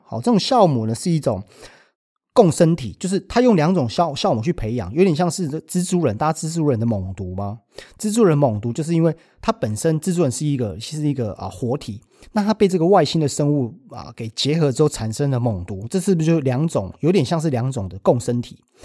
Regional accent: Taiwan; 我们台湾人

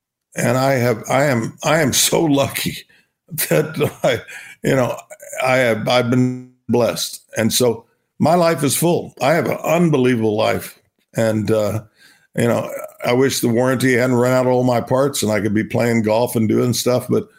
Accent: Binger, Oklahoma, United States; I'm a kid from Binger, Oklahoma. I'll be that, you know, for the rest of my life.

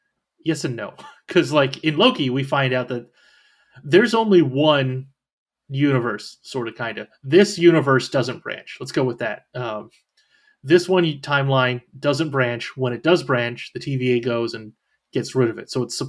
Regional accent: California, United States; now in Florida, United States; I am from California, just not anymore.

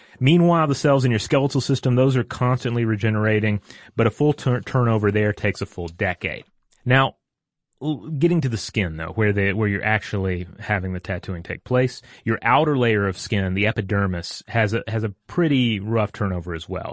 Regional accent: Tennessee, United States; moved away; also born or lived in Georgia; I grew up in Tennessee

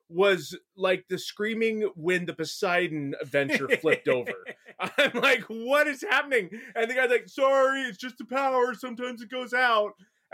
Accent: San Diego, California, United States; moved away; I grew up in San Diego.

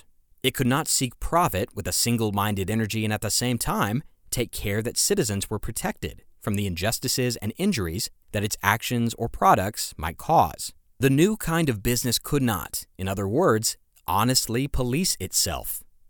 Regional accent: United States; moved away; In my home country, the U.S.

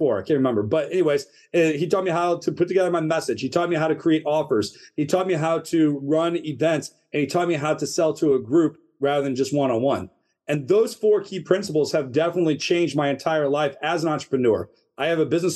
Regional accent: St. Louis, Missouri, United States; moved away as an adult; now in Northern Virginia, United States; we grew up in St. Louis, Missouri.

